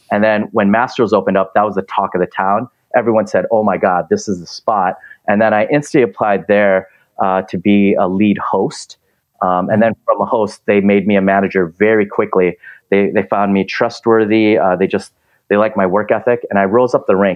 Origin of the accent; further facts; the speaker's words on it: Minnesota, United States; now in Los Angeles, United States; since I came from Minnesota, I don't want snow anymore. I want to go towards the ocean.